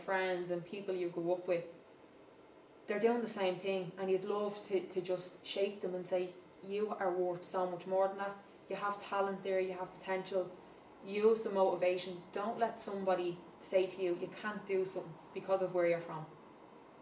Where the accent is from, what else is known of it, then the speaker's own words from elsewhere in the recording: Dublin, Leinster, Ireland; I'm from the Liberties, is where I'm from